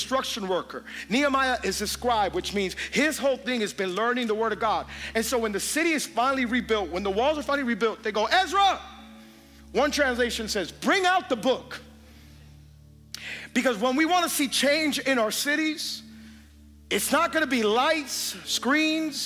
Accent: Hialeah, Florida, United States; I'm from Hialeah

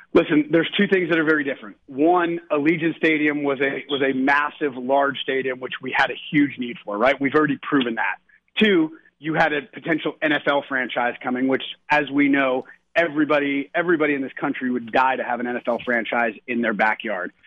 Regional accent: Jersey Shore, New Jersey, United States; you and I growing up on the Jersey Shore

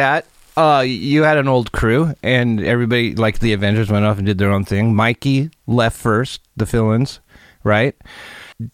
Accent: Seattle, Washington, United States; I grew up in Seattle in the 90s.

